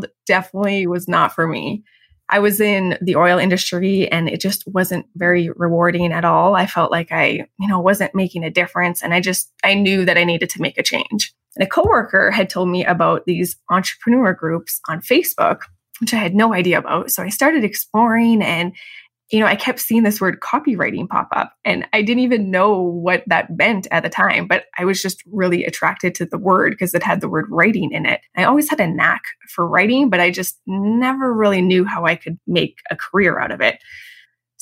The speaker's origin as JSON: {"language": "English", "town": "Calgary", "region": "Alberta", "country": "Canada", "tie": "born or raised there", "also_born_or_lived": "Chicago, United States / Vienna, Austria", "moved": "as an adult", "said": "I grew up in Calgary, Canada"}